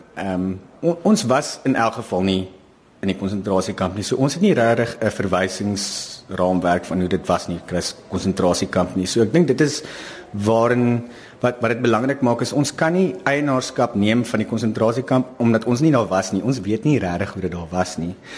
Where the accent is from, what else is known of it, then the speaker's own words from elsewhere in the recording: South Africa; as Suid-Afrikaners